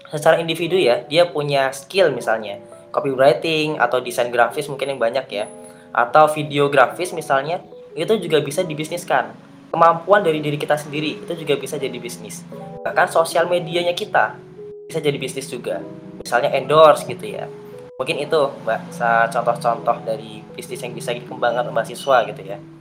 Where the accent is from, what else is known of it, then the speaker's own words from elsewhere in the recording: Gunung Kidul, Special Region of Yogyakarta, Indonesia; Saya asalnya dari Gunung Kidul, dari Jogja